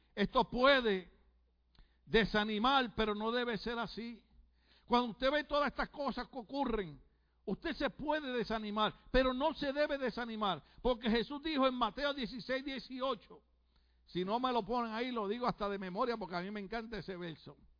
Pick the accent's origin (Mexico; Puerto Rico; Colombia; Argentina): Puerto Rico; moved away; decimos en mi país